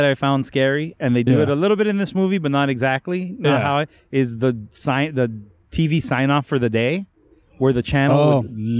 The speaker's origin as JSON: {"language": "English", "town": "Los Angeles", "region": "California", "country": "United States", "tie": "born or raised there", "said": "living in California, we had like growing up in California"}